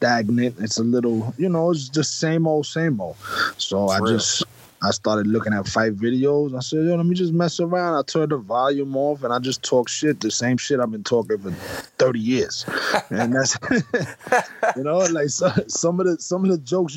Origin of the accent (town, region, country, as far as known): New York, United States